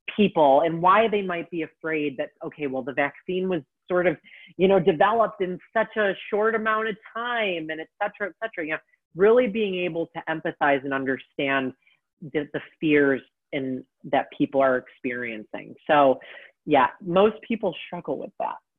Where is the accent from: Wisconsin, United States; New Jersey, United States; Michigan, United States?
Michigan, United States; Detroit; now in Texas, United States; my home state of Michigan. I don't live there currently, but I'm from Detroit